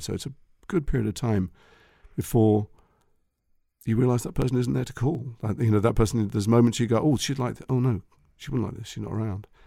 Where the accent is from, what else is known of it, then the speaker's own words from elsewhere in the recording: Liverpool, North West England, United Kingdom; we're from Liverpool.